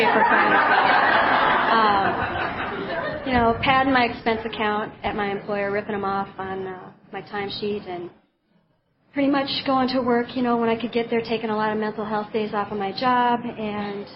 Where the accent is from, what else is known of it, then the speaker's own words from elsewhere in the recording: Minneapolis, Minnesota, United States; now in Helena, United States; I grew up in Minneapolis, Minnesota, in a family of 4 brothers and a sister from pretty normal parents.